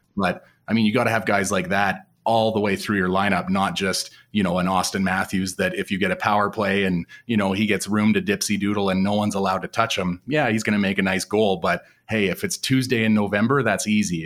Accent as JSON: {"language": "English", "region": "Western Canada", "country": "Canada", "said": "being a Western Canadian boy"}